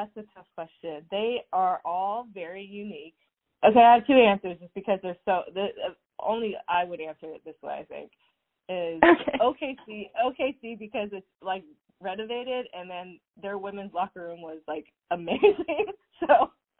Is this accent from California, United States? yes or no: yes; Southern California, United States; I grew up in Southern California